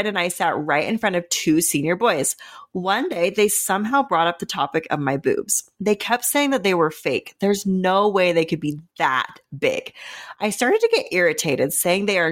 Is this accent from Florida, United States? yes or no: no; Murray, Utah, United States; I'm from Murray, Utah.